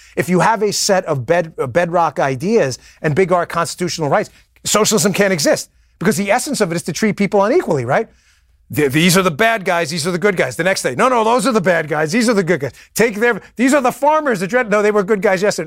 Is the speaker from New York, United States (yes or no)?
yes; New York City, New York, United States; I'm from Queens